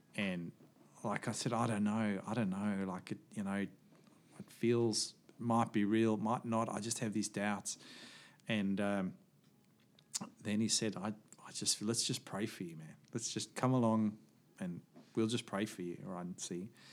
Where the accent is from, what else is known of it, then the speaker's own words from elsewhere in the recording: Johannesburg, Gauteng, South Africa; moved away; also born or lived in small coastal place; we moved away from Johannesburg